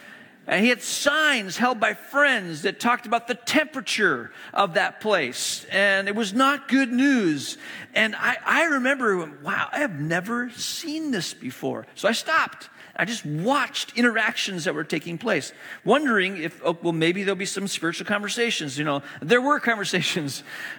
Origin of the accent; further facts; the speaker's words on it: China; moved away as an adult; also born or lived in Hong Kong / Malaysia; now in United States; I grew up in the East. I grew up in China and Hong Kong, and went to boarding school in Malaysia, elementary school, middle school, high school, spent overseas, moved to the U.S. For college.